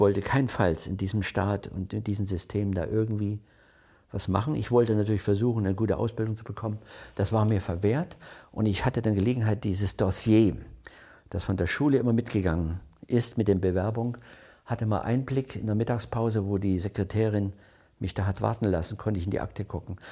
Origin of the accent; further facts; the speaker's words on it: Crimmitschau, Saxony, Germany; moved away as an adult; also born or lived in West Germany; ich bin 1940 in Krimitschau geboren